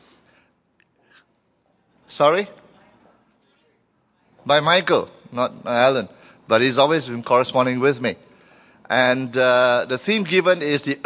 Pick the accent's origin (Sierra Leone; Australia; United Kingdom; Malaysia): Malaysia